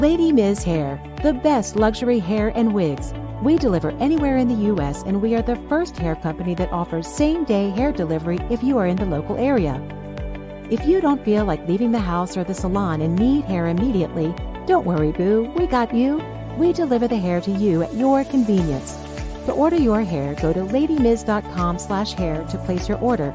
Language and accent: English; Milwaukee, Wisconsin, United States; I am from Milwaukee, Wisconsin